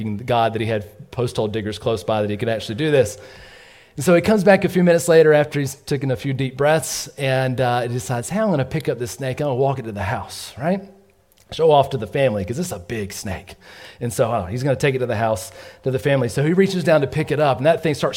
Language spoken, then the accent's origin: English; Georgia, United States; we grew up in Georgia